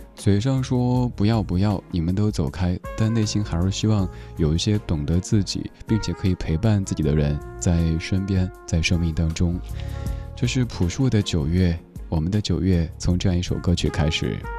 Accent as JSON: {"language": "Chinese", "region": "Sichuan", "country": "China", "tie": "born or raised there", "accent": "Sichuanese", "said": "用我嘉年华四川话来说"}